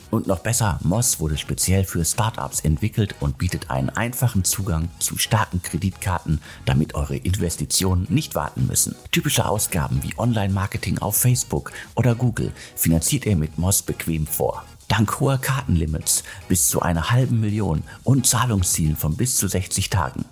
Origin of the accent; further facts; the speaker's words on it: Germany; Jetzt sind wir Deutsche